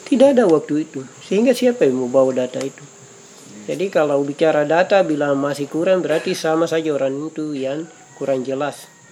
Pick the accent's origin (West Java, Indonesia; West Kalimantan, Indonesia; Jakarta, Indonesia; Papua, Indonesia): Papua, Indonesia; kami orang Papua